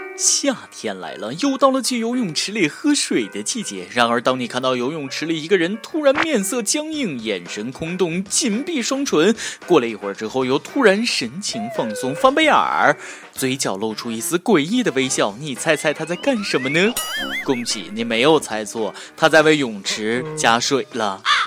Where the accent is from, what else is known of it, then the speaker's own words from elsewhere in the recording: China; 我们中国人小学的时候